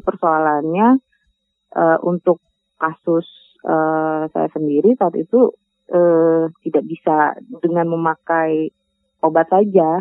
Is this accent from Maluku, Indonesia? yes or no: no; Minangkabau, West Sumatra, Indonesia; kita orang Minang